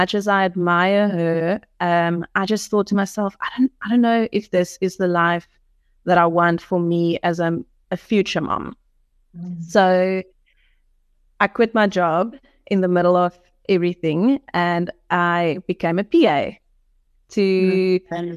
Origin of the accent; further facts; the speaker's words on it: George, Western Cape, South Africa; moved away as an adult; now in Stellenbosch, South Africa; we grew up in the Garden Route in George